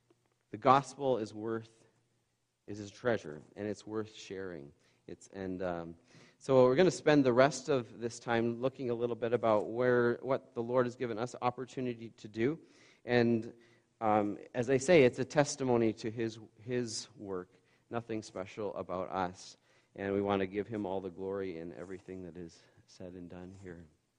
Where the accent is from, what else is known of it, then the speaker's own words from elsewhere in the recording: Bancroft, Ontario, Canada; I grew up in Bancroft. We have 4,000 people there, and a bit of a culture shock just in that area alone